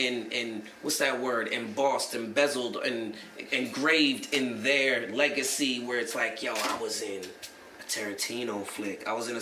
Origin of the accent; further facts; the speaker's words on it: New York, United States; moved away; I'm from New York.